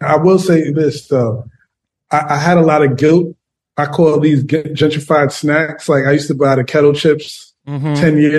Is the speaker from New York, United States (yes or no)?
yes; New York City, New York, United States; also born or lived in Queens / Brooklyn / West Village; Born and bred in the Bronx.